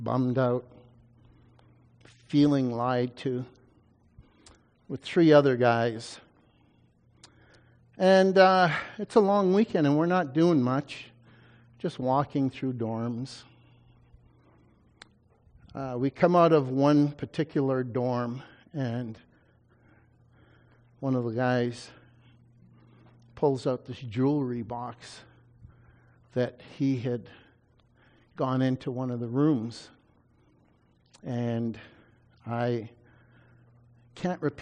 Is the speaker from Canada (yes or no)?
yes; Canada; I was a Canadian